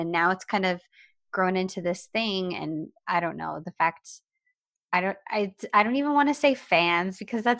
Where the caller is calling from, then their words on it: Portugal; I'm from Portugal and I haven't found someone with the courage to watch a Turkish series yet.